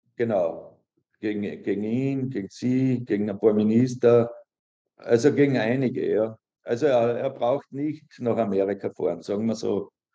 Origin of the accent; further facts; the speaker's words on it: Austria; moved away as an adult; also born or lived in Liezen, Austria / Zürich, Switzerland; now in Managua, Nicaragua; Ich bin Österreicher